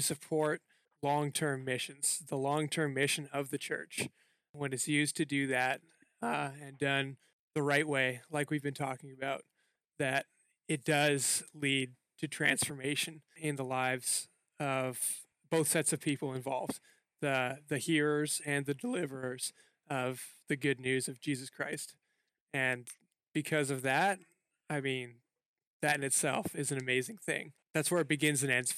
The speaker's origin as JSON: {"language": "English", "country": "Canada"}